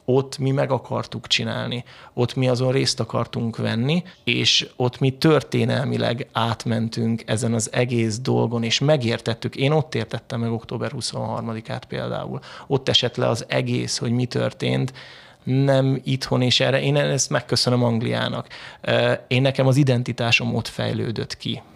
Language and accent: Hungarian; Hungary; moved away as an adult; also born or lived in Southend, England; én megy- mekkora magyar vagyok